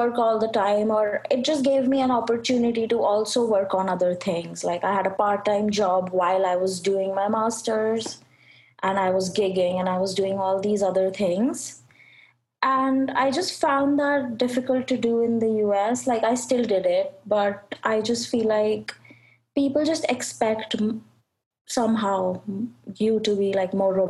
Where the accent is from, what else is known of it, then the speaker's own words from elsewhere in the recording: New Delhi, Delhi, India; I'm from India.